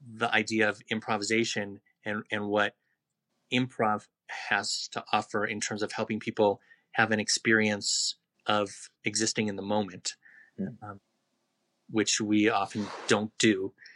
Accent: Los Angeles, California, United States; moved away as an adult; now in Albuquerque, United States; I grew up in a really Jewish neighborhood.

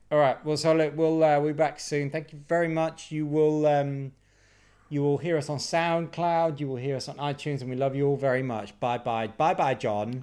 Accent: United Kingdom; I'm British

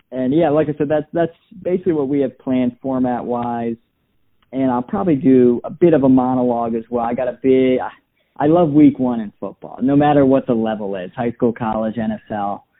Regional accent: Portland, Maine, United States; also born or lived in Columbus / Cleveland; Yeah, so I uh, was born in Columbus and I moved around a bit. Went to high school out in Portland, Maine.

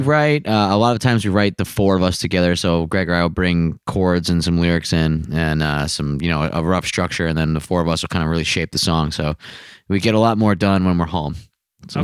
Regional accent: United States; as an American

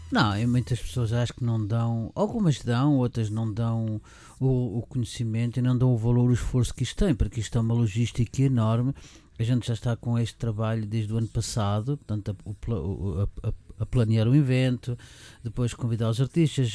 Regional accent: Lisbon, Portugal; now in Germany; nasci em Lisboa

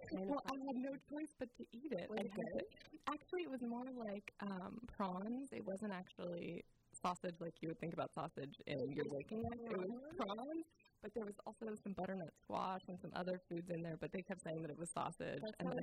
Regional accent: Garberville, California, United States; my hometown

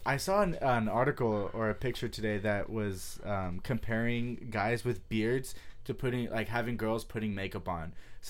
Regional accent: San Jose, California, United States; San Jose.

